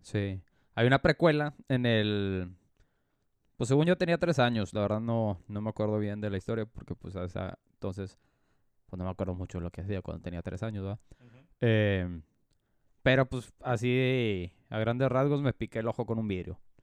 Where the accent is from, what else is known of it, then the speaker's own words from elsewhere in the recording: Mexico; ninguno teníamos los papeles en regla como buenos mexicanos